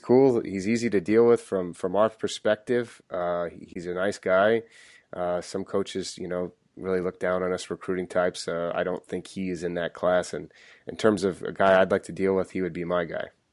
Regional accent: Oregon, United States; I grew up in Oregon

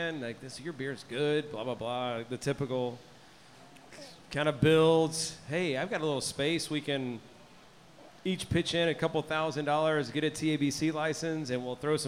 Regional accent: Tomball, Texas, United States; I'm originally from Tomball

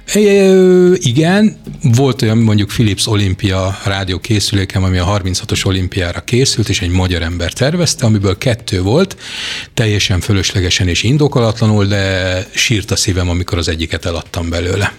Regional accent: Hungary; mint magyar paraszgyerek

